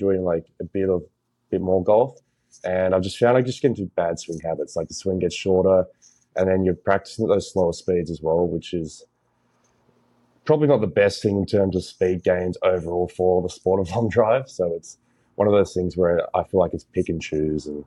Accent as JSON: {"language": "English", "country": "Australia", "tie": "born or raised there", "moved": "as an adult", "said": "originally I'm from Australia and I've lived there for like my whole life, so 22 now. And yeah, for the first 21 years of my life been there."}